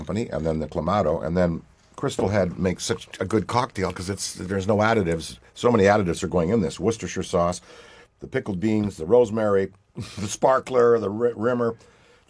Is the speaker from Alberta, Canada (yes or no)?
no; Ottawa, Ontario, Canada; I was born on July 1st in Ottawa, Ontario, Canada